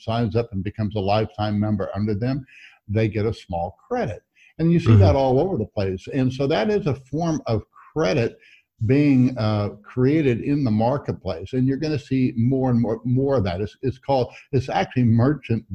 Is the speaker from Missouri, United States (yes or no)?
yes; Missouri, United States; I'm from Missouri